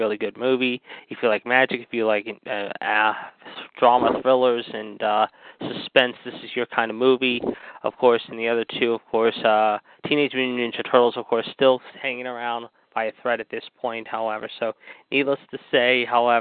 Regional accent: Pittsburgh, Pennsylvania, United States; my hometown team, the Pittsburgh Penguins

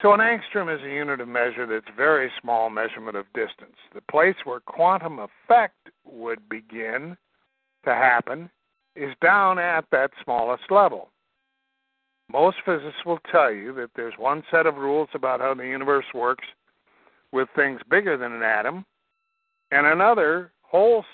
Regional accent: Iowa, United States; I'm from Iowa. I'm Iowa farm boy

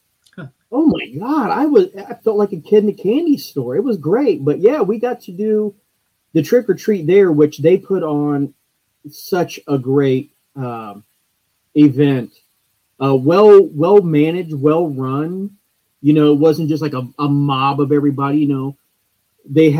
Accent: Delphos, Ohio, United States; I'm from Delphus

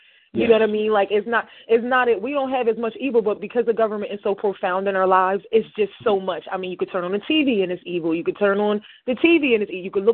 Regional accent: Camden, New Jersey, United States; I'm literally from across the bridge. I'm a little Camden girl. I'm a Camden girl.

